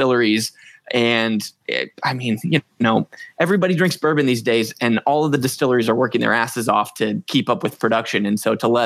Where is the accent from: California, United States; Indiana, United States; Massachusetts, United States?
Indiana, United States; Southern; We're both actually from Southern Indiana, so we're kind of like right on the fringes of, you know, bourbon country.